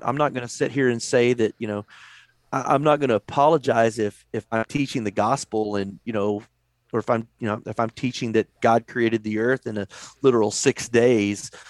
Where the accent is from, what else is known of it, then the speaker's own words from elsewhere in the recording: Texas, United States; also born or lived in Virginia / North Carolina; I, I grew up here in Texas